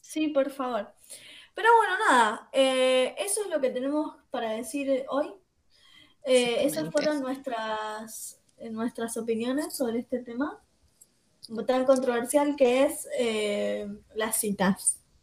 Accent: Wilde, Buenos Aires Province, Argentina; yo soy acá de Wilde

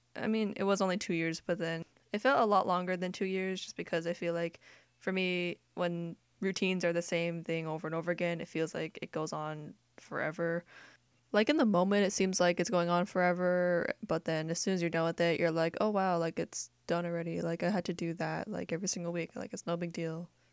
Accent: United States; I grew up in America and I'm accustomed to American culture because we're in America

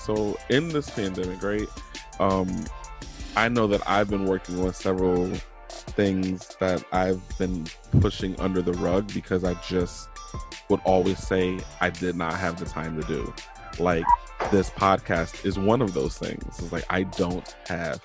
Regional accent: Virginia, United States; growing up in Virginia

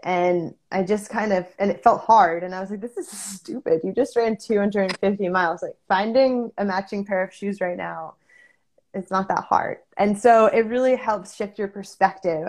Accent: Connecticut, United States; I grew up in Connecticut

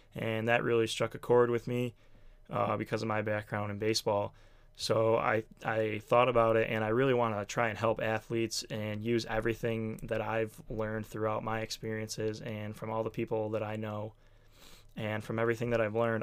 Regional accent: Buffalo, New York, United States; I'm from Buffalo, New York

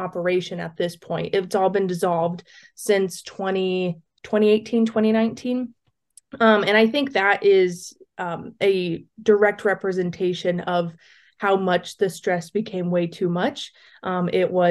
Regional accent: Southwest Ohio, United States; I am originally from Southwest Ohio, and I grew up on a very diverse farm operation

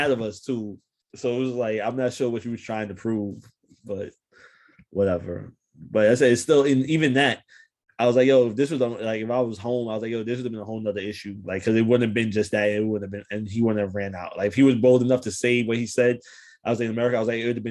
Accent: United States; I'm American

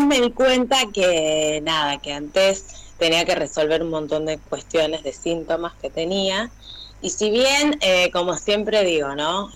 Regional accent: Burzaco, Buenos Aires Province, Argentina; trabajo en la escuela especial de acá de sordos de Bursaco, soy de zona

